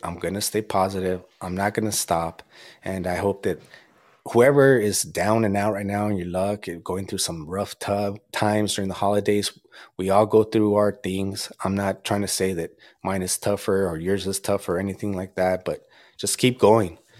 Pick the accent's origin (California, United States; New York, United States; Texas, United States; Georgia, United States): California, United States; Azusa; I'm from Azusa